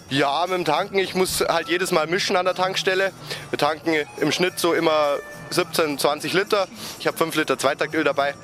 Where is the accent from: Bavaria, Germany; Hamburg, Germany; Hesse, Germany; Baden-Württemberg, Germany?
Bavaria, Germany; Feldkirchen-Westerham; Ich komme aus Feldkirchen-Westam